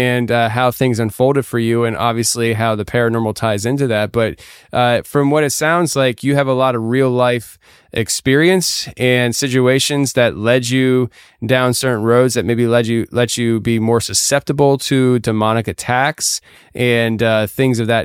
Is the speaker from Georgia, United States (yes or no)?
no; Pennsylvania, United States; also born or lived in Tennessee; my home state of Pennsylvania